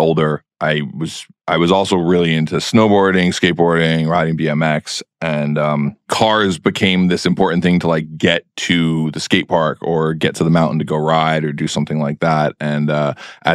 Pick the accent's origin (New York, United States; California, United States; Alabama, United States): New York, United States; New York City; I grew up in New York City